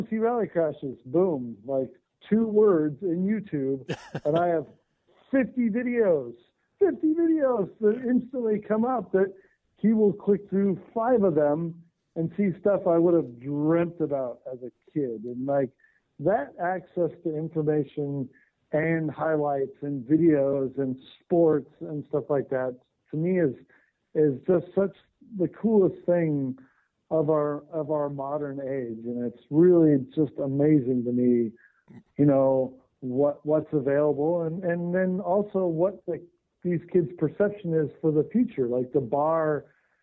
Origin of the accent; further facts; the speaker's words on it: Southern California, United States; I grew up in Southern California.